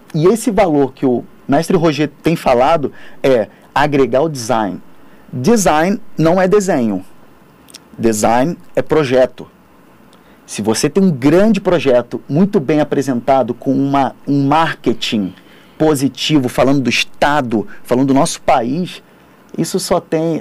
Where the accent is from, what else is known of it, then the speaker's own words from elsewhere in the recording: Rio de Janeiro, Brazil; now in São Paulo, Brazil; eu sou do Rio de Janeiro